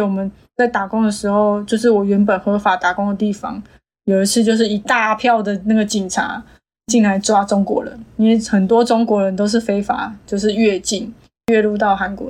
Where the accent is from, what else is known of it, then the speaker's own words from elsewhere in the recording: Taiwan; 反正那时候我们台湾人是觉得没什么啊，同性文化